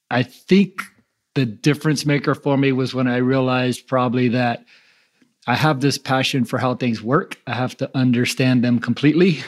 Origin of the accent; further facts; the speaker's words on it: New Orleans, Louisiana, United States; I grew up in New Orleans